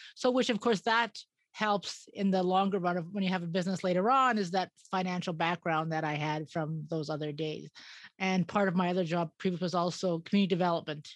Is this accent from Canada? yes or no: yes; Edmonton, Alberta, Canada; moved away as an adult; also born or lived in Yukon; now in Yellowknife, Canada; I came from Edmonton.